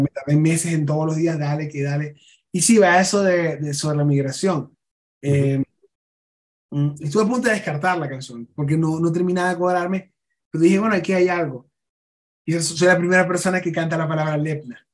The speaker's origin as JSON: {"language": "Spanish", "town": "Maracaibo", "region": "Zulia", "country": "Venezuela", "moved": "yes", "lives_now": "Mexico", "said": "Maracaibo, yo me fui muy molesto del país"}